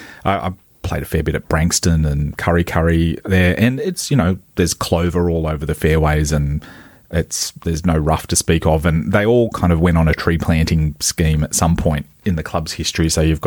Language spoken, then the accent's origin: English; Hunter Valley, New South Wales, Australia; I grew up in the Hunter Valley